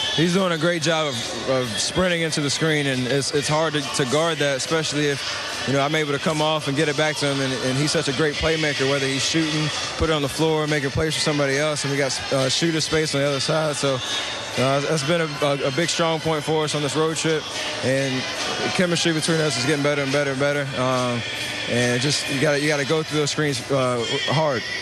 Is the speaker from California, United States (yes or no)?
no; Charlotte, North Carolina, United States; born or raised there